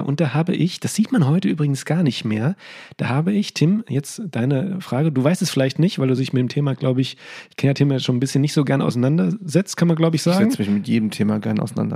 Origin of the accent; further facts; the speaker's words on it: Limburg an der Lahn, Hesse, Germany; aus meiner Heimatstadt aus Limburg